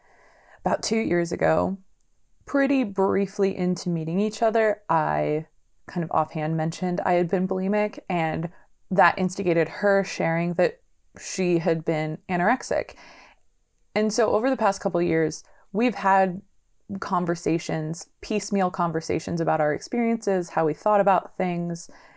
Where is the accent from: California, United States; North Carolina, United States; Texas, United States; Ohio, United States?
California, United States; San Diego; also born or lived in Los Angeles, California; I'm originally from San Diego, California.